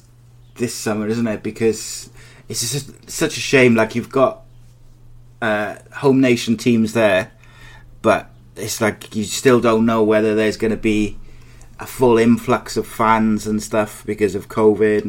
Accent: Wales, United Kingdom; a proud Welshman

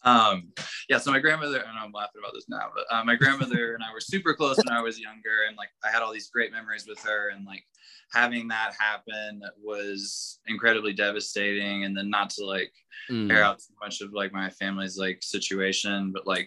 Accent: Elizabethtown, Kentucky, United States; I grew up in Elizabethtown

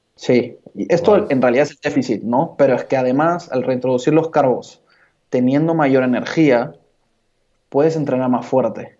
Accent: Peru; also born or lived in Barcelona; now in Lima, Peru; yo soy de Perú. Estudié Administración y Negocios del Deporte aquí en Lima

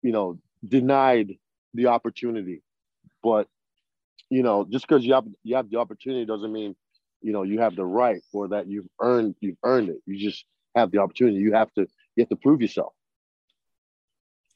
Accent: Boston, Massachusetts, United States; I grew up in Boston

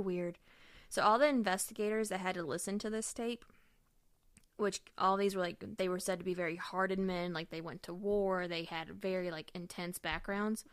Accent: United States; we're American

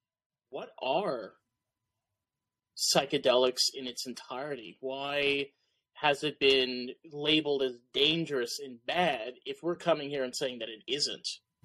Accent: New York, United States; I'm from New York. Underground culture is very different, I'm assuming, than Chicago. My perspective, underground culture is the art scene. So here in New York, when, you know, I live not that far from the city, I'm about 30 minutes away.

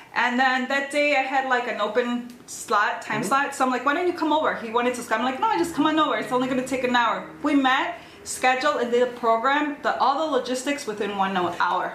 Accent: Chicago, Illinois, United States; Born and raised in Chicago, er, born in Chicago and raised in the suburbs

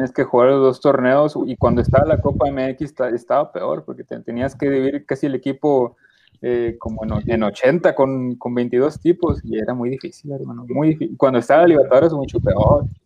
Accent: Mexico; voy a hablar como mexicano

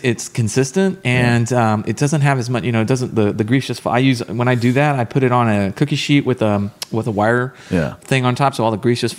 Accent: Texas, United States; born or raised there

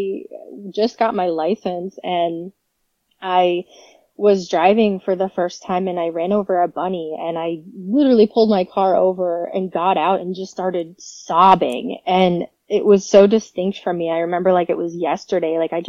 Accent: New York, United States; also born or lived in Florida; But I was born in Florida. I moved to New York actually and pretty much grew up there. I lived about an hour from Buffalo out in the country, Western New York.

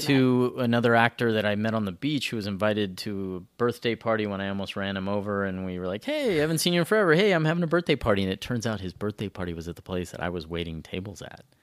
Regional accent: South Central Texas, United States; moved away as an adult; also born or lived in San Francisco / Venice, Los Angeles / Canada; I grew up in South Central Texas

